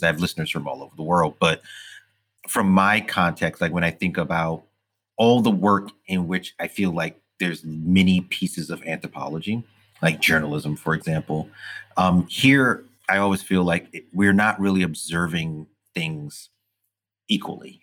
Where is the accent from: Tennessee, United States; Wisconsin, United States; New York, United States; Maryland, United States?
New York, United States; New York City; growing up in Brooklyn at the time that I did in the 80s and, and 70s